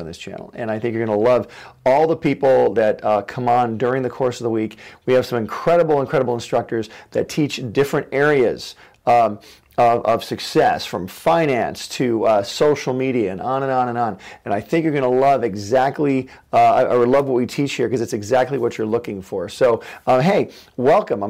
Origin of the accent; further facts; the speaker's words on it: a town very close to Detroit, Michigan, United States; moved away; I was born in Michigan, and in Michigan, you know, everybody around me was in the auto industry. I come from a town very close to Detroit